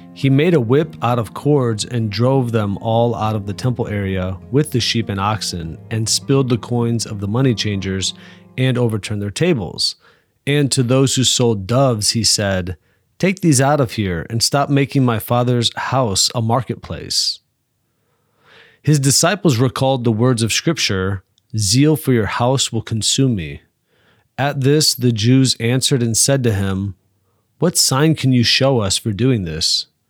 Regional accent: South Bend, Indiana, United States; now in Fort Wayne, United States; I'm from Holy Family Parish on the west side of South Bend

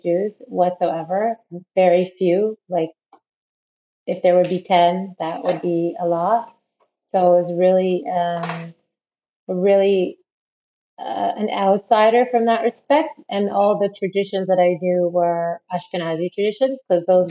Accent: Ottawa, Ontario, Canada; moved away as an adult; also born or lived in South Africa; now in Israel; I grew up in Ottawa originally, which is the capital of Canada.

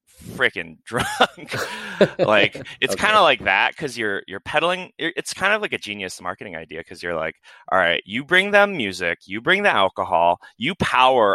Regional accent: Midwest, United States; also born or lived in Florida; now in Portland, United States; I grew up in the Midwest

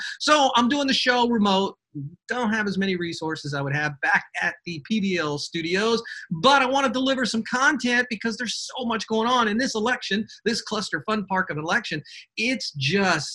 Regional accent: Georgia, United States; Georgia, my home state

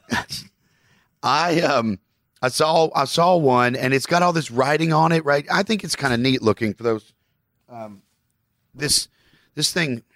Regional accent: Kentucky, United States; I'm a Southerner from Kentucky.

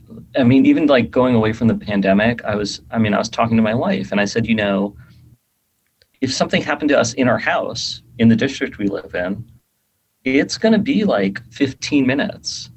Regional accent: New York City, New York, United States; moved away as an adult; also born or lived in Bay Area / Seattle; I grew up in New York City. I've lived in like New York and the Bay Area and Seattle.

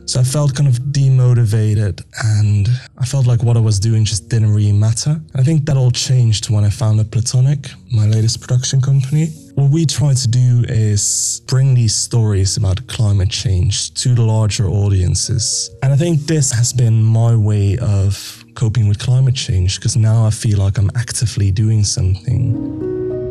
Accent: Netherlands; now in London, United Kingdom; I'm from the Netherlands, but I live in London and I'm 24 years old

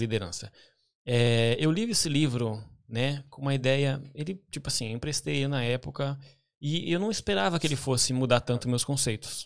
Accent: Pinhais, Paraná, Brazil; also born or lived in Curitiba; now in London, United Kingdom; eu nasci em Curitiba, né? Nasci no hospital em Curitiba, mas a minha família, né, a gente morou sempre em Pinhais

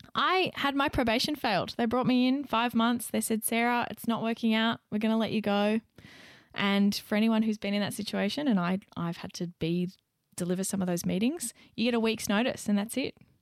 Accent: Young, New South Wales, Australia; moved away; back in my hometown, back in Young

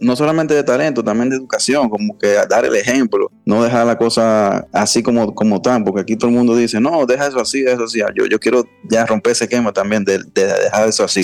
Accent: Dominican Republic; es mi país

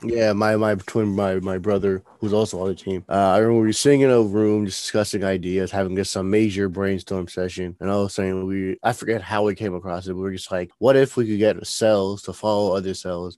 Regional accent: New Jersey, United States; moved away; I'm originally from New Jersey

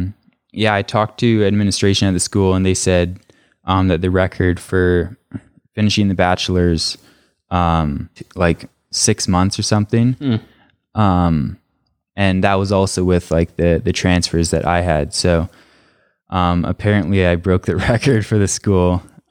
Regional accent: Canada; originally the plan was, when I went back to Canada after leaving DU or University of Denver, was to go to my hometown college and just finish my degree there.

